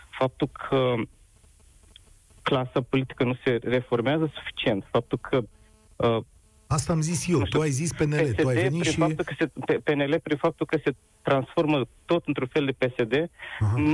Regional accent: Iași, Iași County, Romania; din Iași.

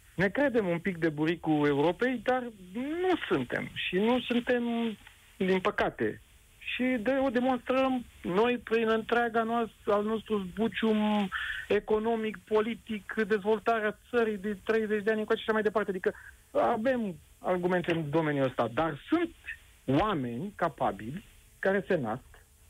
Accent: Romania; noi ca români

